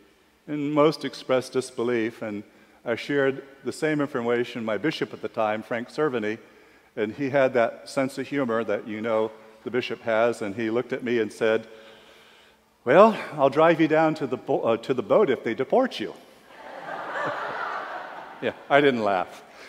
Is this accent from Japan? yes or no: yes; Japan; born there; A bit of background, I was born in Japan. My mother, Japanese, my father, a serviceman stationed in Japan.